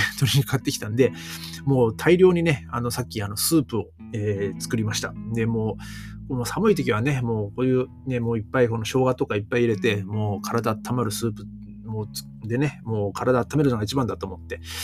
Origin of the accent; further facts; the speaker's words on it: northern Japan, Japan; moved away; 僕はもうね、北国のね、出身